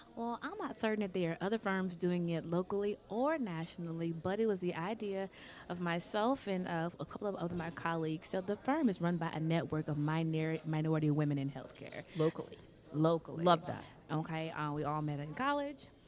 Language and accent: English; Louisiana, United States; I'm from Louisiana